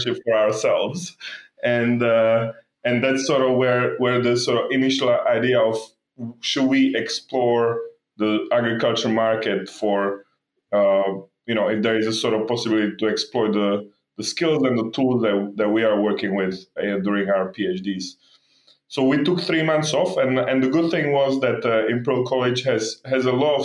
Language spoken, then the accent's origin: English; Slovakia; moved away; also born or lived in Belgium / London, United Kingdom; I grew up actually in Slovakia and then moved to Belgium before eventually ending up in London